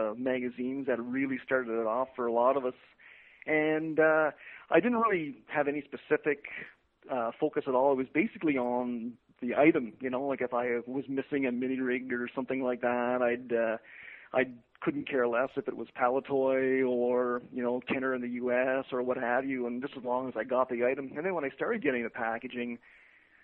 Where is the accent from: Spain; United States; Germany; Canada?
Canada; Ottawa, Ontario; I'm from Ottawa, Ontario. It's the nation's capital